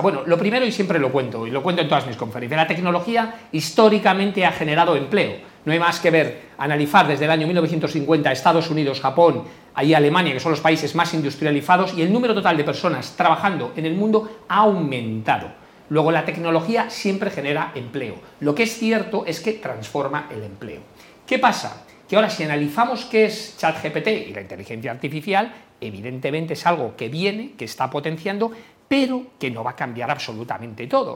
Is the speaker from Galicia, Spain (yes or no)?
yes; Galicia, Spain; porque yo soy gallego